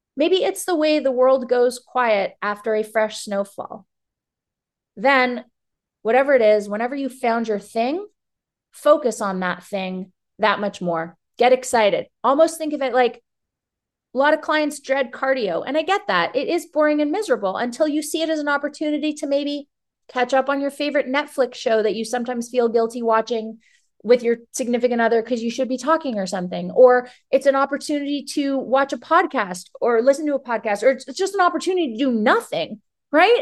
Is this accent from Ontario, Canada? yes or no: yes; Toronto, Ontario, Canada; moved away as an adult; now in Florida, United States; I grew up in Toronto, granted, uh, but until I was about nineteen, my mom would always take us to Florida.